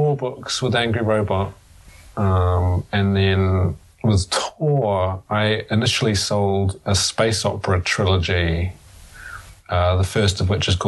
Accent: New Zealand; moved away as an adult; now in United Kingdom; I'm from New Zealand

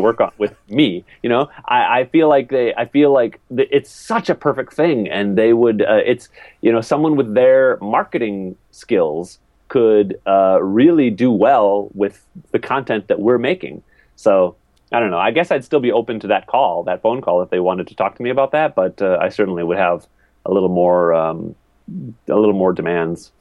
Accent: Wisconsin, United States; moved away as an adult; also born or lived in Minneapolis; I'm from Wisconsin

